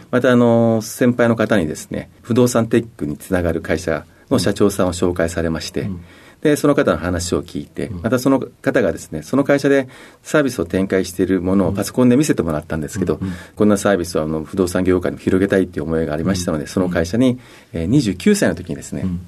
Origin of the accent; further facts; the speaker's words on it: Kagoshima, Japan; also born or lived in Osaka; 父の仕事の関係でですね、小学校の途中から鹿児島の方に引っ越ししました。